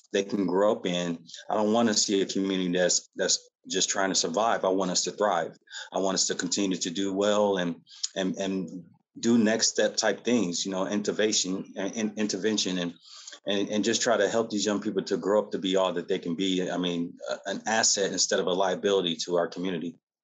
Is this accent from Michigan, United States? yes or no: yes; Battle Creek, Michigan, United States; now in Lawton, United States; I'm, I'm not originally from Lawton, O, Oklahoma. I'm from Battle Creek, Michigan